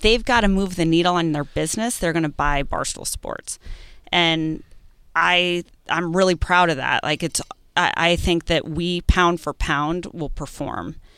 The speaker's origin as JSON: {"language": "English", "region": "New England", "country": "United States", "said": "being a New Englander"}